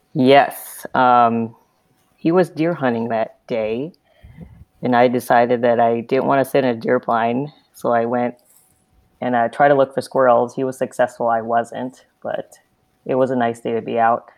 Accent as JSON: {"language": "English", "region": "Southern California", "country": "United States", "tie": "born or raised there", "moved": "as an adult", "lives_now": "Nebraska, United States", "said": "I'm also from Southern California. Uh, grew up pretty close to where Rick was"}